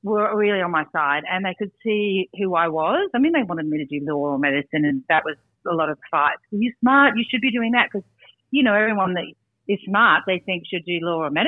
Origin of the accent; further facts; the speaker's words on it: Brisbane, Queensland, Australia; I grew up in Brisbane